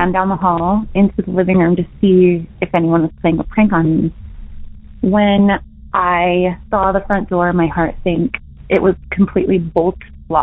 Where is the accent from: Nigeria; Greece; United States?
United States; Utah; I'm from Utah